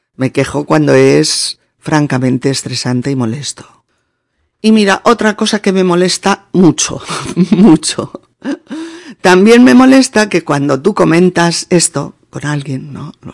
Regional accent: Spain; los españoles hablemos muy alto

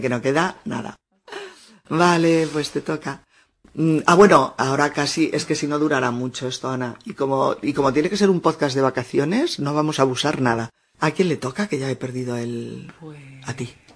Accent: Castilla-La Mancha, Spain; mi pueblo cuando yo era pequeña en La Mancha

